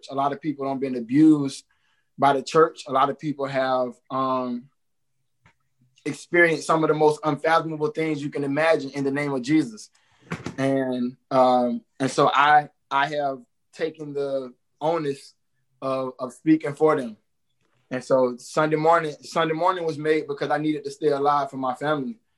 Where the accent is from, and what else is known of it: Jacksonville, Florida, United States